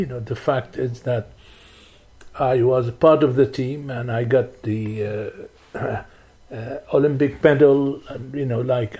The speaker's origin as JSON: {"language": "English", "town": "Latakia", "region": "Latakia Governorate", "country": "Syria", "tie": "born or raised there", "said": "So in those days, my hometown, which is Latakia, it's the third, maybe the fourth town in size in the country."}